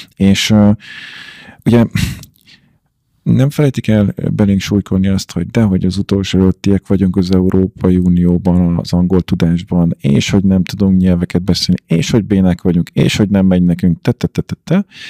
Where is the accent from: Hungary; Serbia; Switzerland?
Hungary; én meg magyar vagyok, és angolul beszélünk